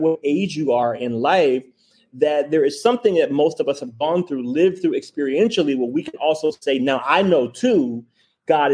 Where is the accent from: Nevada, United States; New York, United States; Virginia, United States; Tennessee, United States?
Tennessee, United States; Memphis; we are both from Memphis